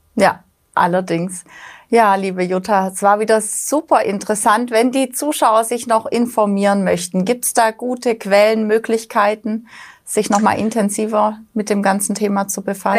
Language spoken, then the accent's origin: German; Black Forest, Baden-Württemberg, Germany; ich bin auch im Schwarzwald aufgewachsen